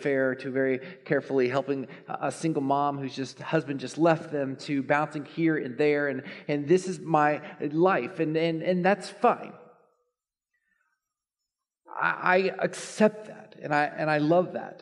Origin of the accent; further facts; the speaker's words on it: Dallas, Texas, United States; I grew up in Dallas